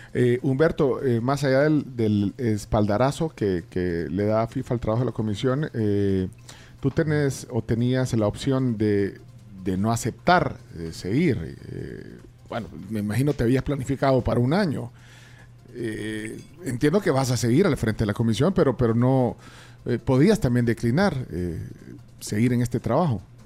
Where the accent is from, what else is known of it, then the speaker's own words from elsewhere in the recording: El Salvador; queremos los salvadoreños